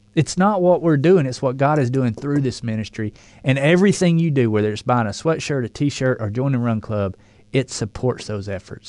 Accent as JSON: {"language": "English", "region": "the South", "country": "United States", "accent": "southern drawl"}